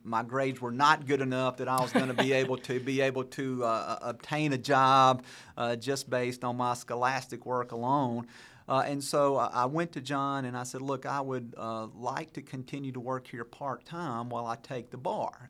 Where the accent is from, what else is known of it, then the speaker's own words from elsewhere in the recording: Brandon, Mississippi, United States; I grew up in Brandon